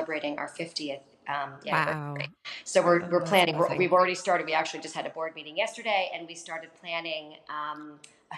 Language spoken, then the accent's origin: English; New Canaan, Connecticut, United States; I grew up in New Canaan, Connecticut, and went to the New Canaan High School